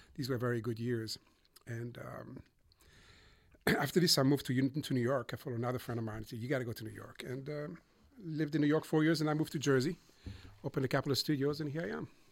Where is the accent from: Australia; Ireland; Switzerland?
Switzerland; Montreux, Vaud; moved away as an adult; also born or lived in Boston, United States; now in United States; I grew up in Switzerland. I'm sorry okay. in Montreux